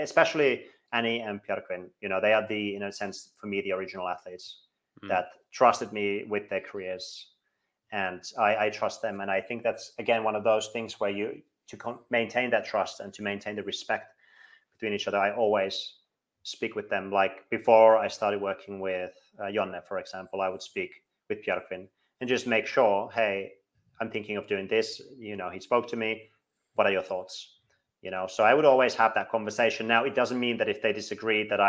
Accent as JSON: {"language": "English", "country": "Finland", "moved": "yes", "lives_now": "Iceland", "said": "I'm from Finland"}